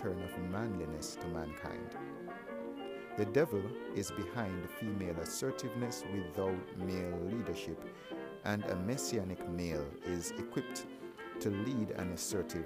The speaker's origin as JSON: {"language": "English", "country": "Jamaica", "tie": "born or raised there", "said": "I grew up in Jamaica with mainly assertive women"}